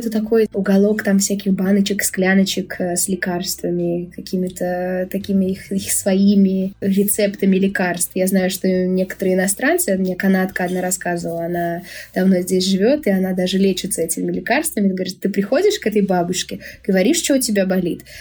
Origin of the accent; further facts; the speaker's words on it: Bashkortostan, Russia; now in Dominican Republic; В России самая-самая-самая вкусная и натуральная еда, а уж особенно там, откуда я родом, в Февбаш, мне кажется, это это небо и земля.